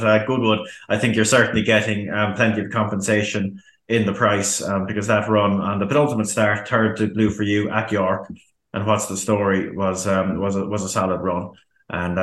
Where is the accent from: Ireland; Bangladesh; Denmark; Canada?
Ireland; as an Irishman